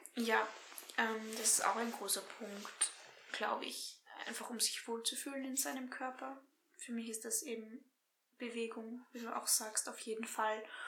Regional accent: Graz-Umgebung, Styria, Austria; now in Graz, Austria; Graz-Umgebung. Ich bin, ich bin ein GUler

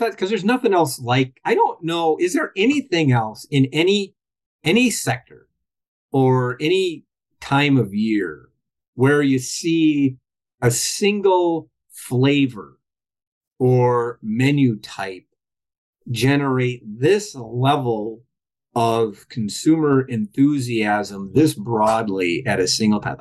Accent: Minnesota, United States; I'm from Minnesota

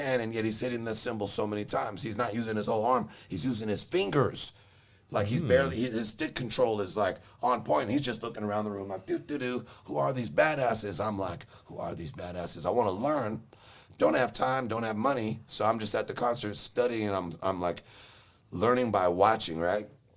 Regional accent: Los Angeles, California, United States; moved away as an adult; now in Charlotte, United States; I'm from LA, man. From Los Angeles

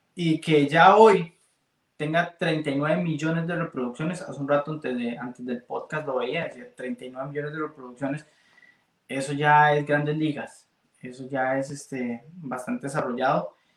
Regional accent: Costa Rica; podemos como ticos

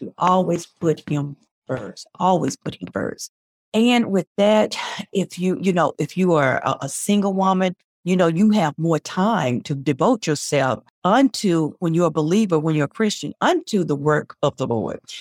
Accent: Spartanburg, South Carolina, United States; also born or lived in Columbia, South Carolina; my hometown is Spinberg

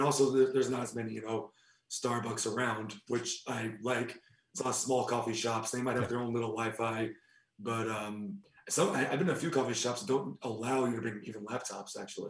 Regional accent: United States; moved away as an adult; now in Berlin, Germany; as an American

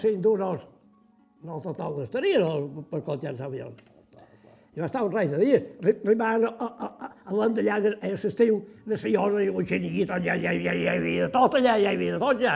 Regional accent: Sant Macià, Balearic Islands, Spain; jo ja vaig néixer aquí a Sant Macià

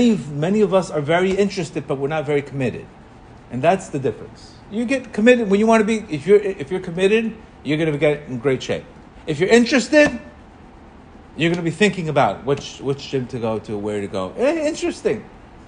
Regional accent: Colombia; English is a second language; moved away; I grew up in Colombia. I didn't even speak English when I came here.

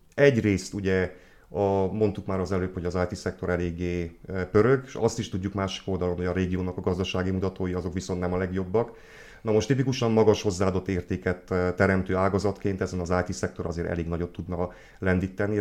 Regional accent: Odorheiu Secuiesc, Harghita County, Romania; moved away as an adult; also born or lived in Cluj-Napoca; now in Odorheiu Secuiesc, Romania; székelyudvarhelyi származású vagyok, tehát innen mentem

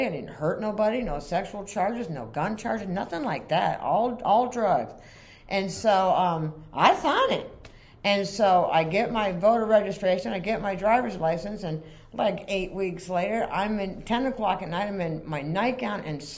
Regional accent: Vermont, United States; moved away; also born or lived in Florida; We're from Vermont. But we had moved to Florida

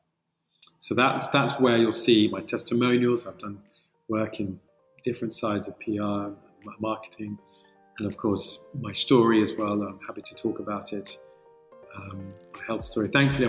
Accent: Colombia; now in United Kingdom; I sound British. I am, but I'm originally from Colombia.

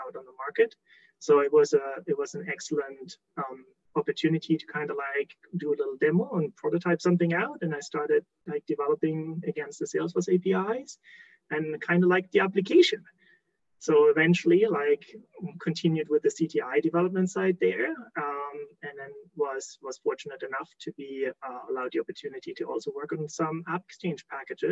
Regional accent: Germany; moved away as an adult; now in Alberta, Canada; born and raised in Germany, like in case someone picks up the accent, but been living in Canada, in beautiful Alberta, for the last 15 plus years.

